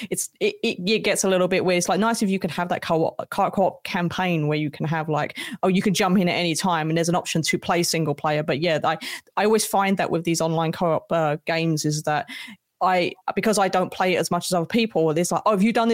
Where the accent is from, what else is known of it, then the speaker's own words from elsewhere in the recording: United Kingdom; I'm British